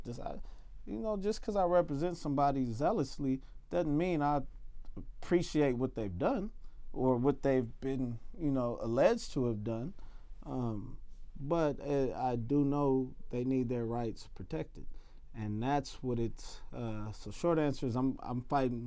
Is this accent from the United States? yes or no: yes; United States; I'm an American citizen.